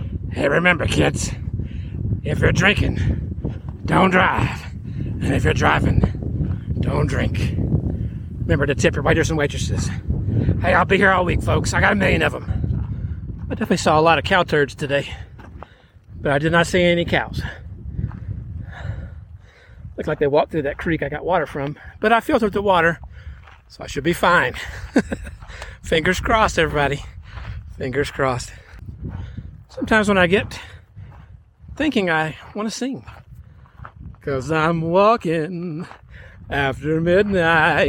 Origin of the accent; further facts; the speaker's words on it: on the Louisiana border, East Texas, United States; My hometown, if you don't know about it, folks, it's in East Texas on the Louisiana border